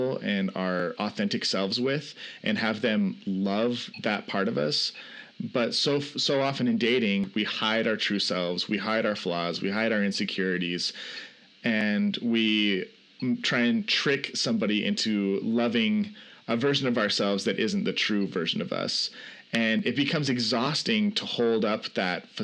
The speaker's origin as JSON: {"language": "English", "town": "Salt Lake City", "region": "Utah", "country": "United States", "said": "I'm from Salt Lake City, Utah"}